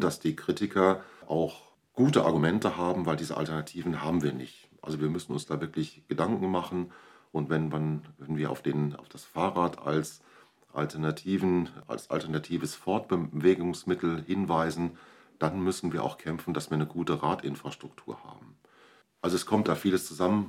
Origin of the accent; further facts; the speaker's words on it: Borchen, North Rhine-Westphalia, Germany; Also, ich komme aus Borchen, lebe dort in einer Kinder- und Jugendhilfeeinrichtung